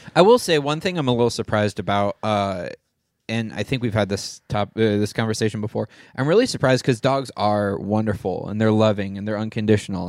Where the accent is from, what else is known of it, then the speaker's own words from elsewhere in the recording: Michigan, United States; now in Huntington Beach, United States; I grew up in Michigan, in, like, we had a forest in our backyard